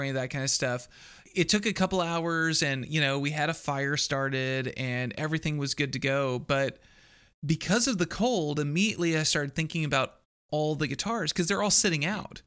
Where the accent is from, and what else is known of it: Texas, United States; born or raised there; also born or lived in Iowa